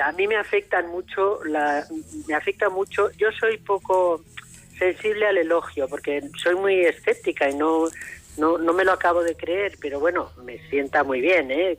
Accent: Madrid, Community of Madrid, Spain; moved away as an adult; also born or lived in León / Almería; yo nací en Madrid

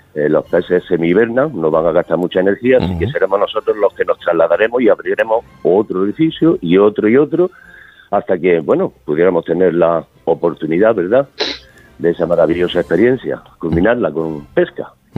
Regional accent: Granada, Andalusia, Spain; moved away as an adult; also born or lived in Stockholm, Sweden; yo soy nacido en Granada

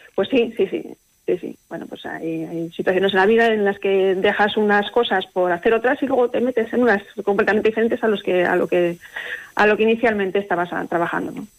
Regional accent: Castile and León, Spain; moved away as an adult; now in Aguilar de Campoo, Spain; Yo soy de un, pueblo pequeñito de la provincia de Burgos

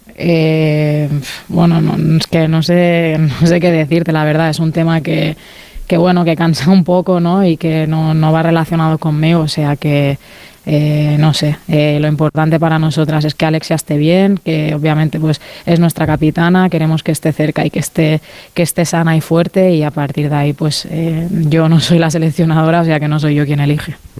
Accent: Mallorca, Balearic Islands, Spain; moved away; al ser de Mallorca, ¿no? un sitio más, más pequeñito

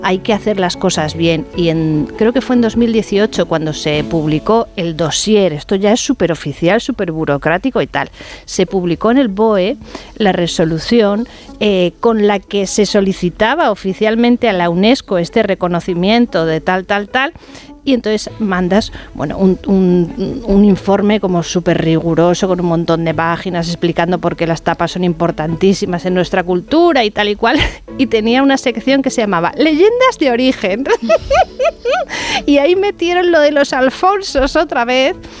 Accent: Bilbao, Basque Country, Spain; also born or lived in León; Yo que soy de Bilbao

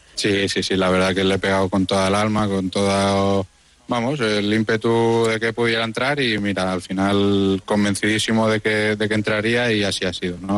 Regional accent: Majorca, Balearic Islands, Spain; siendo mallorquín de la casa

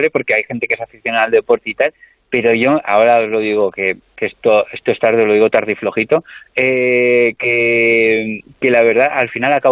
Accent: Tarragona, Catalonia, Spain; born there; nací en Tarragona hace unos 32 años. Nací ahí porque coincidió que mi madre estaba ahí en ese momento

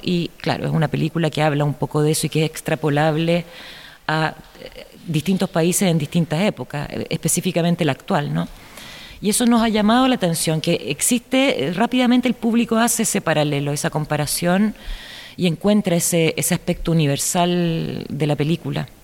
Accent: Chile; como ciudadana chilena

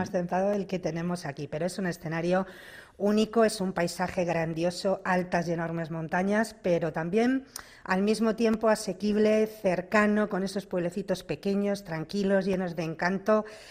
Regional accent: Cantabria, Spain; soy cántabra y una enamorada de mi tierra

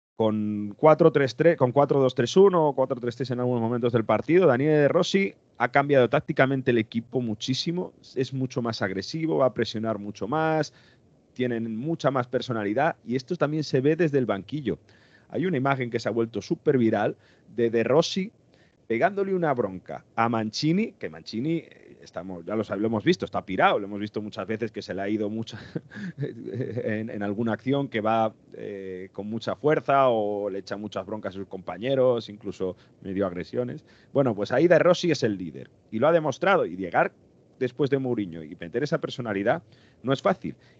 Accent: northern Italy, Italy; moved away; soy del norte de Italia

